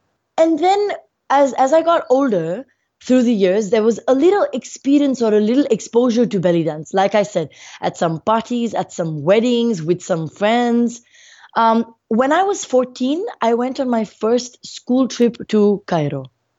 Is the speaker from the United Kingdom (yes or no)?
no; Muscat, Oman; also born or lived in India; I was born in India, and when I was about 6 months old, my family moved to Oman, we lived in Muscat.